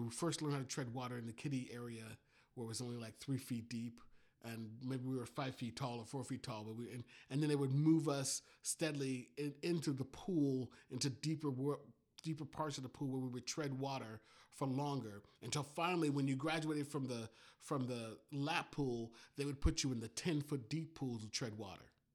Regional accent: Miami, Florida, United States; when I was a kid growing up in Miami

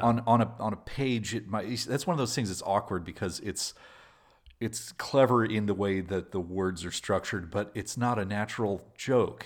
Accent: Albuquerque, New Mexico, United States; also born or lived in Los Alamos, New Mexico; I was born in Albuquerque, which is New Mexico's largest city

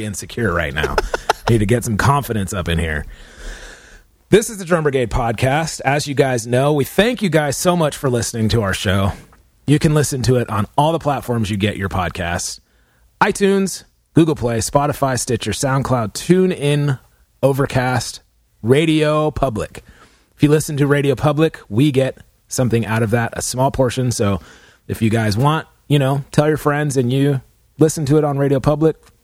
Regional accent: California, United States; we're from California

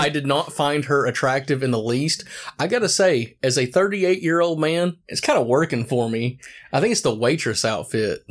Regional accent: Morristown, Tennessee, United States; I grew up in Morristown, Tennessee

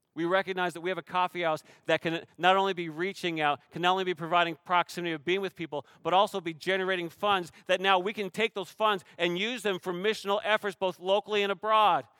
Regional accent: Canada; now in Shoreline, United States; I'm Canadian

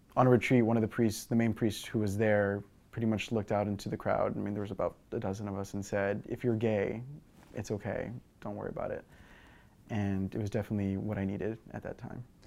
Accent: Eagle Pass, Texas, United States; moved away; I'm originally from Eagle Pass, Texas

